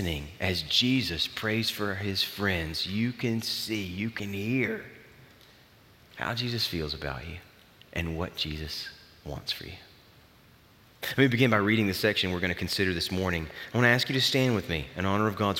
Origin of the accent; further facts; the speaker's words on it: the South, United States; I grew up in the South